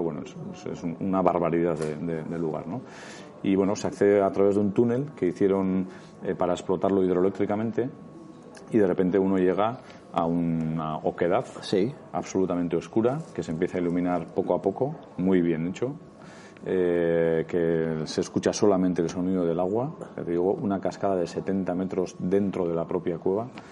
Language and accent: Spanish; Basque Country, Spain